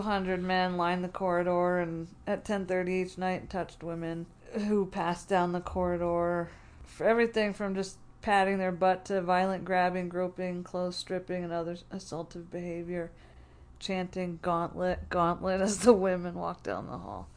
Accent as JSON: {"language": "English", "region": "New Jersey", "country": "United States", "tie": "born or raised there", "moved": "yes", "lives_now": "Denver, United States", "said": "I grew up in South Jersey"}